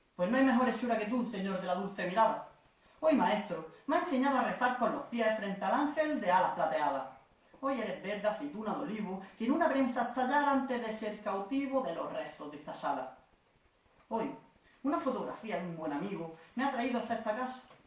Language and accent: Spanish; Almuñécar, Andalusia, Spain